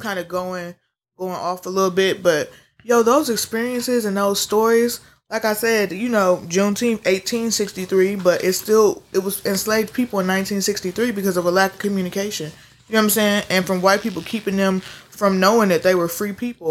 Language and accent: English; Midwest, United States; we all from the Midwest, but we came from the South. My people came from Alabama.